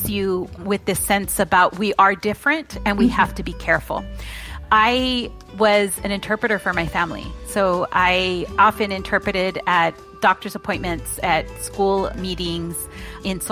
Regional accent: Fresno, California, United States; also born or lived in Orange Cove, California; I was born in Fresno in 1969

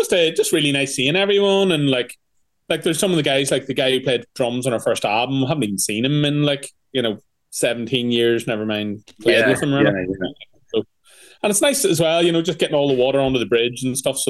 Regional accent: Newry, Northern Ireland, United Kingdom; moved away; A country gig back in hometown. So we're originally from Newry

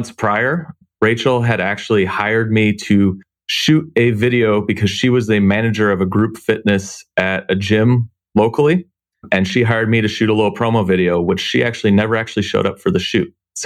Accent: Tacoma, Washington, United States; I grew up in Tacoma, Washington, which is just south of Seattle

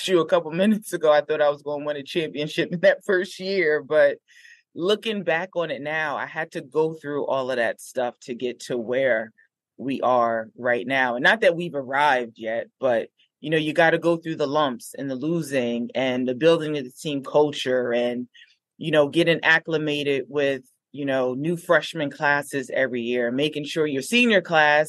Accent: Newark, New Jersey, United States; we grew up in Newark, but just a different side

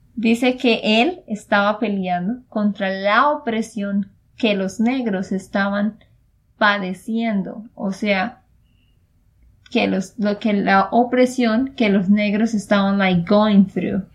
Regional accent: Santander, Colombia; de Santander, Colombia.

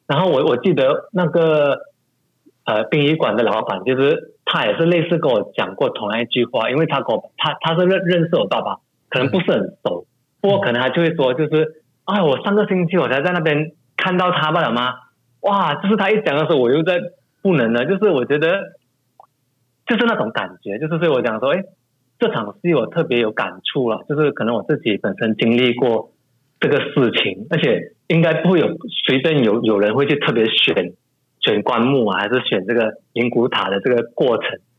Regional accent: Malaysia; 从小在马来家长大

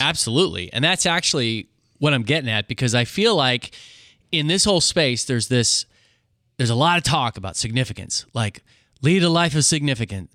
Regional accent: Hutchinson, Kansas, United States; my next door neighbor that I grew up with in Hutchinson, Kansas

